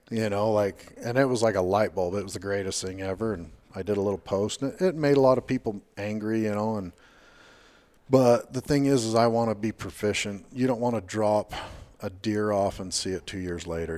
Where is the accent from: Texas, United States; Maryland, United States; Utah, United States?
Utah, United States; Washington; also born or lived in Payson, Utah / Hurricane, Utah; I was born in Payson, Utah, moved down here when I was like five, um, been here in Washington, Hurricane, Washington, the rest of the time